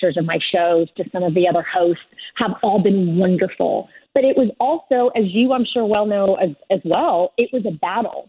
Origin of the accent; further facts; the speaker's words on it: Bartlesville, Oklahoma, United States; also born or lived in Warsaw, Poland; I was born in Warsaw, Poland, and we came over when I was 5 years old. So from Warsaw, Poland to Bartlesville, Oklahoma